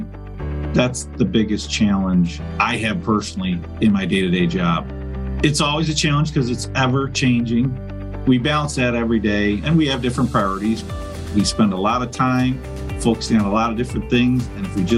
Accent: Olean, New York, United States; I'm born and raised in Olean, so I grew up here

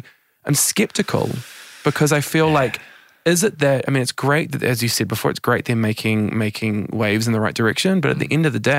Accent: Auckland, New Zealand; born or raised there; now in Sydney, Australia

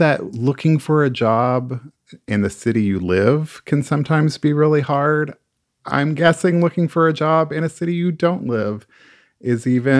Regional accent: Oklahoma, United States; now in Phoenix, United States; I'm originally from Oklahoma. I've lived in Phoenix for a couple decades now.

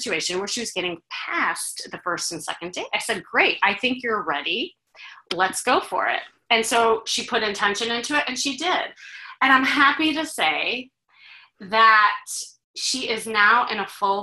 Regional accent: Chicago, Illinois, United States; I'm from Chicago

